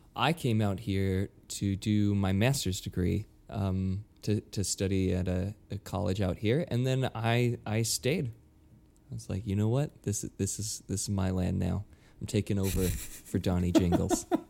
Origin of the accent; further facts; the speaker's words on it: Utah, United States; moved away as an adult; now in New York, United States; born and raised in, in Utah